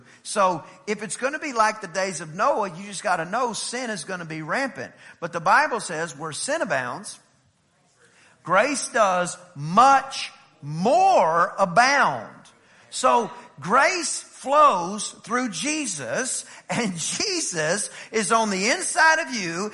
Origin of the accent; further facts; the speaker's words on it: East Texas, United States; I'm from East Texas